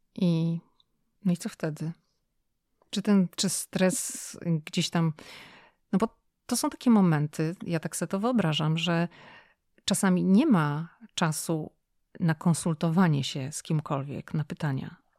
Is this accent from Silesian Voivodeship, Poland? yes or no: no; Szczecin, West Pomeranian Voivodeship, Poland; jestem zachodniopomorskie Szczecin